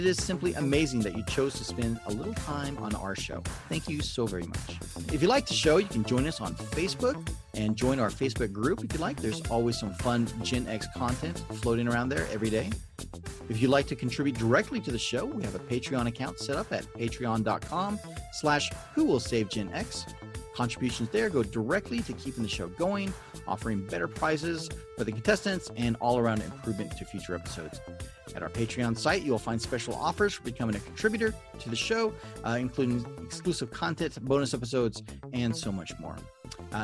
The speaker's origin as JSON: {"language": "English", "region": "Southern California", "country": "United States", "tie": "born or raised there", "said": "a popular radio station growing up in Southern California for us"}